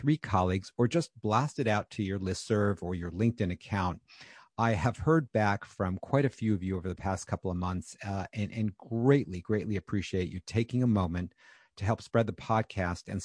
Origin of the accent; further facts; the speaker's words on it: Charlotte, North Carolina, United States; my hometown of Charlotte